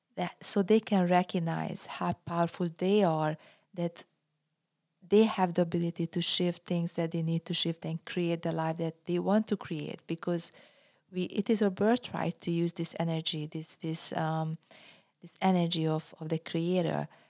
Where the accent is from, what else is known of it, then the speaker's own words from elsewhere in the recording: Budapest, Hungary; moved away as an adult; also born or lived in California, United States; now in United States; I was born in Hungary, Budapest, and I was a professional athlete, uh, and then I came to the U S